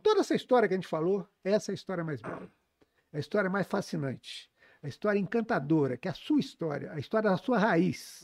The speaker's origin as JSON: {"language": "Portuguese", "town": "Juiz de Fora", "region": "Minas Gerais", "country": "Brazil", "tie": "born or raised there", "said": "eu cresci lá no, na Cidade Alta"}